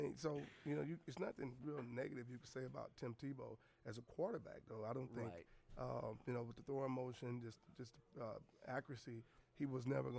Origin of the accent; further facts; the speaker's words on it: Texas, United States; I played high school ball here in Texas, played college ball here in Texas, pro ball. So I was always a Texan